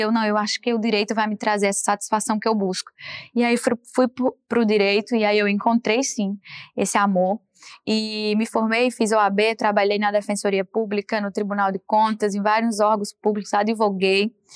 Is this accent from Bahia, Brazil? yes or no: no; Paraíba, Brazil; moved away; pela minha origem de muitos irmãos